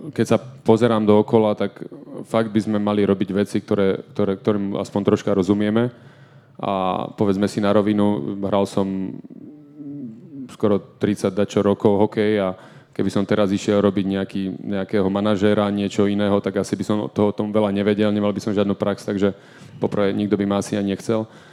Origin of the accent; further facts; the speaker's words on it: Banská Bystrica, Banská Bystrica Region, Slovakia; moved away as an adult; to bolo doma v Banskej Bystrici. Uh, ja som vždy túžil dohrať svoju kariéru doma, uh, ako keby niečo vrátiť klubu, ktorý mi dal strašne veľa, keďže som tam vyrastal